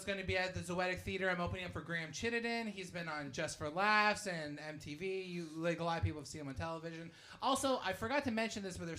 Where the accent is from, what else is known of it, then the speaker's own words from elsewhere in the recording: Hamilton, Ontario, Canada; I'm from Hamilton.